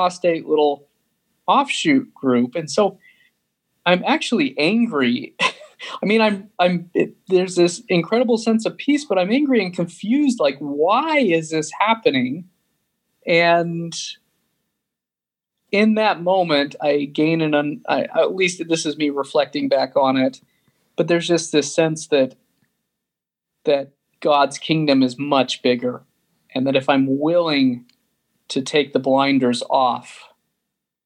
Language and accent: English; Sandy, Utah, United States; I grew up in Sandy, Utah